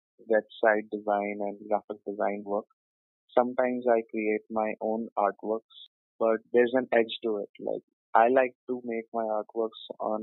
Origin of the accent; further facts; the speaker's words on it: Delhi, India; Born and brought up in Delhi